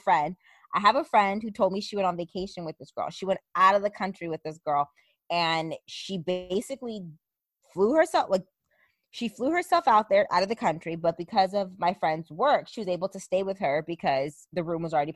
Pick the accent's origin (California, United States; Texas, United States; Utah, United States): California, United States; we're from California